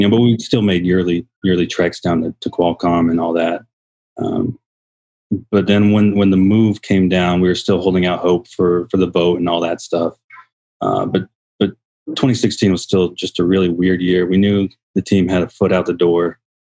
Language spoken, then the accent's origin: English; San Diego, California, United States; now in Arizona, United States; we grew up in San Diego, uh, an old military family, uh, throughout the nineties